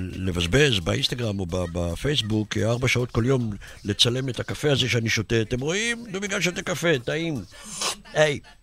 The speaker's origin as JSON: {"language": "Hebrew", "town": "Netanya", "region": "Central District", "country": "Israel", "tie": "born or raised there", "said": "נולדתי בנתניה איזה 200 מטר מהמגרש"}